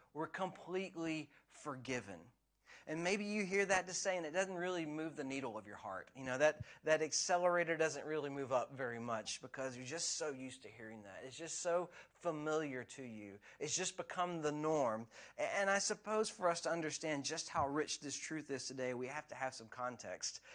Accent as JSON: {"language": "English", "country": "United States", "tie": "born or raised there", "moved": "yes", "lives_now": "Scotland", "said": "where I grew up in America"}